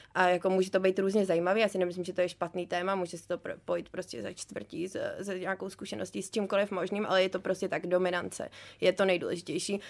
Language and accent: Czech; Prague, Czechia; jsem z Prahy